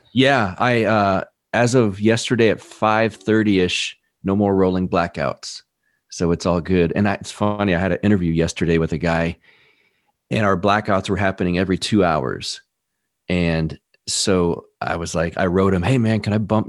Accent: Texas, United States; also born or lived in California; I was born in Texas, uh, grew up a little bit here, and then moved to California for a few years when I was young, and then back to Texas

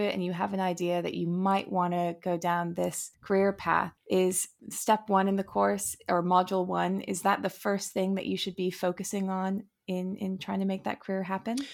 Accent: United States; I'm American

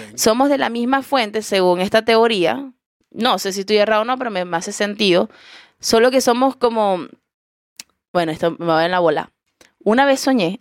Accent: Coro, Falcón, Venezuela; also born or lived in Caracas, Venezuela; now in Chile; yo vengo de Coro y me mudé a Caracas

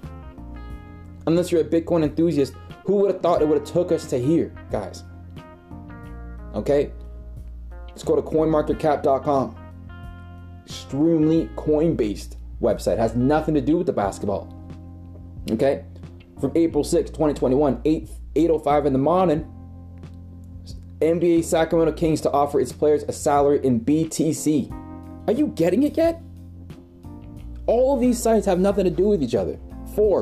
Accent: Toronto, Ontario, Canada; I'm from Toronto

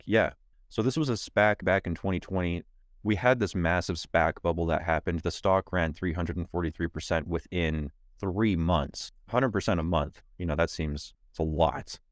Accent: Canada; I'm a Canadian

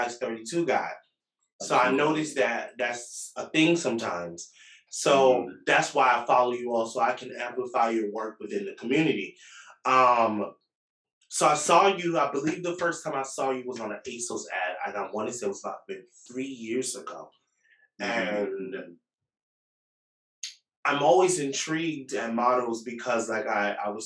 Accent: Jamaica; I'm Jamaican

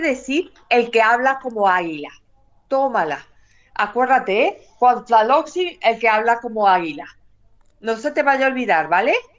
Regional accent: Mexico City, Mexico; now in Córdoba, Spain; tengo la dicha y la gracia de haber nacido en el mismo lugar donde ella se apareció y dejó su imagen

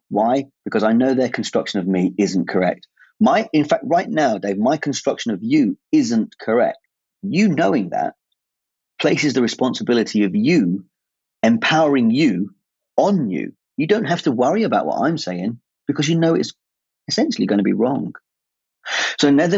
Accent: England, United Kingdom; At my age, being English and not knowing really what the English culture is all about

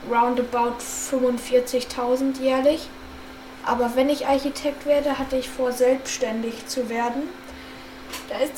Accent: Düsseldorf, North Rhine-Westphalia, Germany; born there; Ja, also ich wurde in Düsseldorf geboren und dann haben meine Eltern halt da in der Nähe einer größeren Stadt gewohnt. Nicht Köln

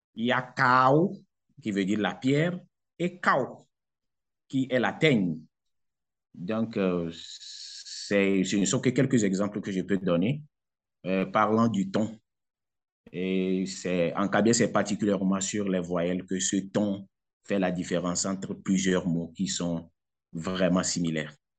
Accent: southern Togo, Togo; first language Kabiye; French is a second language; les milieux dans lesquels moi j'ai grandi, j'ai fréquenté, j'ai fait mes cours primaires et secondaires. C'est dans la partie sud du pays

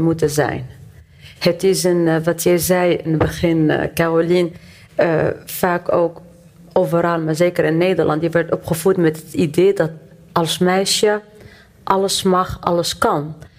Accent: Tunisia; now in Netherlands; ik kom uit Tunesië, uit Noord-Afrika. Ik ben opgegroeid in islamitische cultuur.

